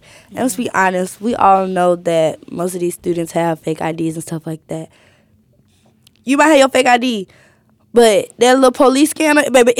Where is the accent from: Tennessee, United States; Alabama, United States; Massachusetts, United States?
Alabama, United States; Birmingham; I think that's like, and I'm from Birmingham.